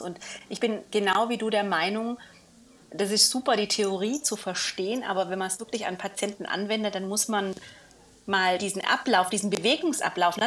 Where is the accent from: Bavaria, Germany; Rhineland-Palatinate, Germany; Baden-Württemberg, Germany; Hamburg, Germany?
Baden-Württemberg, Germany; near Villingen-Schwenningen; in meiner Heimat ähm, zu Hause, Villingen-Schwenningen. Also nicht ganz hm. Heimat, aber ja. Nachbarort